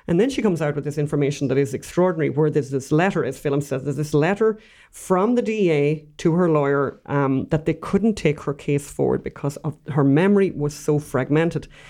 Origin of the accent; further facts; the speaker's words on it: Ireland; We're Irish.